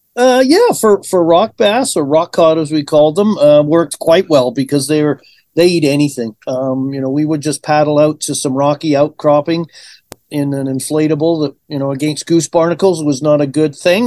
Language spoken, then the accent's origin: English; Vancouver Island, British Columbia, Canada; moved away as an adult; also born or lived in Liverpool, England / Chilliwack, British Columbia; now in Edmonton, Canada; I grew up on Vancouver Island